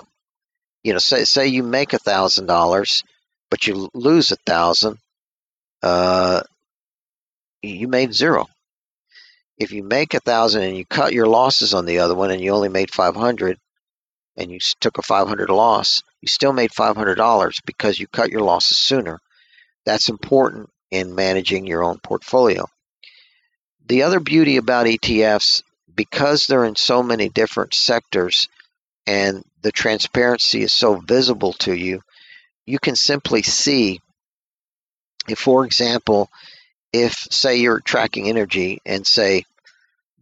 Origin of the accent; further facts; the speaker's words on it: Texas, United States; I'm from Texas.